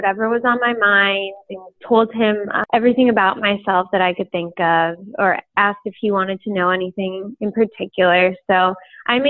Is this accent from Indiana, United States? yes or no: no; Whittier, California, United States; I'm from Whittier, California